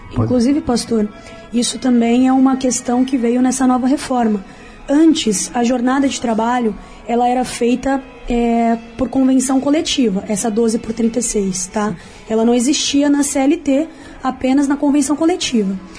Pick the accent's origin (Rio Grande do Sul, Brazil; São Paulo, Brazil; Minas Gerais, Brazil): São Paulo, Brazil; moved away as an adult; now in Rio de Janeiro, Brazil; eu também sou de São Paulo, pastor, mas a minha história com o Rio já é bastante antiga. Venho para cá desde criança e já estou morando aqui há seis anos